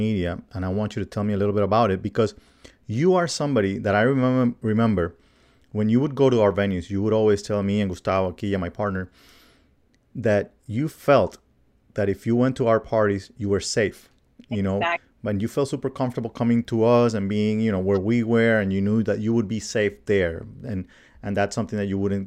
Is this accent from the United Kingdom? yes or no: no; Colombia; moved away; my home country of Colombia